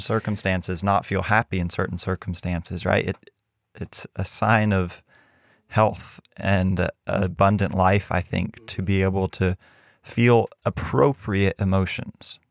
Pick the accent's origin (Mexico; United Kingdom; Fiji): Mexico; moved away; growing up in Mexico